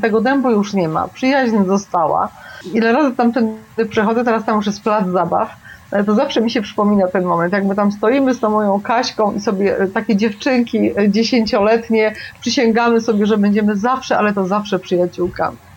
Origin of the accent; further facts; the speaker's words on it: Kraków, Lesser Poland, Poland; also born or lived in Nowa Huta, Kraków; Ja urodziłam się na Krowodrze, znaczy moje pierwsze mieszkanie było na Krowodrze, tam było moje pierwsze przedszkole, pierwsza podstawówka, a potem przeprowadziliśmy się do Huty na Bohaterów Września, jak byłam już w czwartej klasie podstawówki